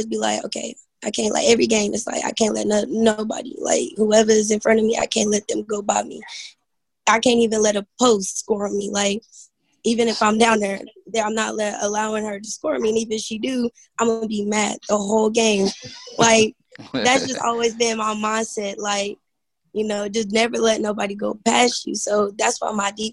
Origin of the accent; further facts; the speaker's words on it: Midwest City, Oklahoma, United States; Midwest City, Oklahoma.